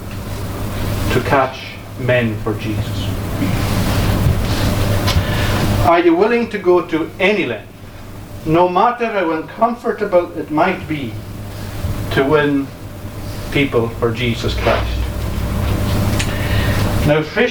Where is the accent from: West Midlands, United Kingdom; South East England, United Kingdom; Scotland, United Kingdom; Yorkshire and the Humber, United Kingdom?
Scotland, United Kingdom; Uist; I grew up in Uist